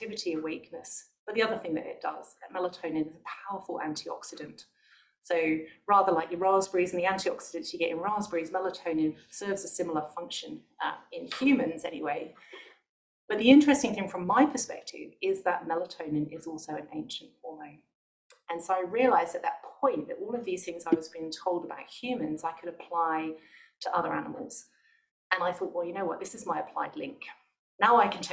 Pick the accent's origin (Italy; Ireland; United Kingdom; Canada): United Kingdom; Bristol, South West England; moved away as an adult; also born or lived in London; So I'm from the UK originally, so I'm from Bristol. I'm in quite a small town outside Bristol